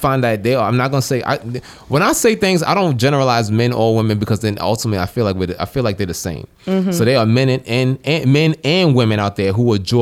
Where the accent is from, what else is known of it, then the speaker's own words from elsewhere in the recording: New York City, New York, United States; Kiev was the first dude I ever hung out with growing up in the Bronx